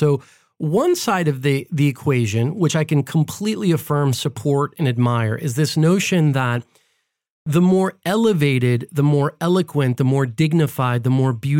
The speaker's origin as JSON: {"language": "English", "country": "United States", "said": "And we take that for granted because like we're American and we use this all the time."}